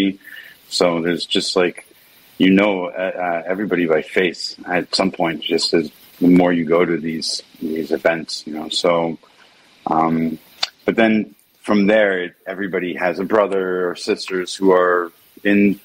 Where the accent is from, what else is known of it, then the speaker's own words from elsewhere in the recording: Efrat, West Bank, Palestine; I grew up in the West Bank in a settlement called Efrat